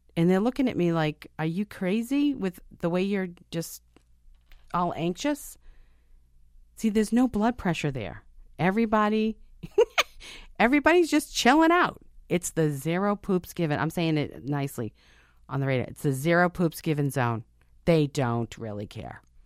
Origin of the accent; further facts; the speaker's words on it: United States; I'm an American